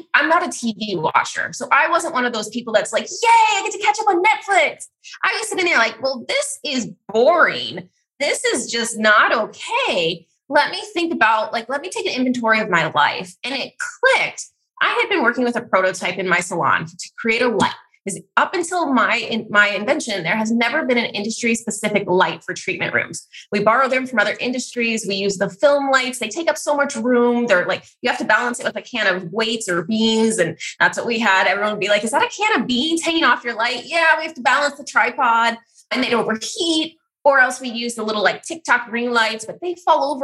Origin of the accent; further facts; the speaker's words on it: California, United States; I was from California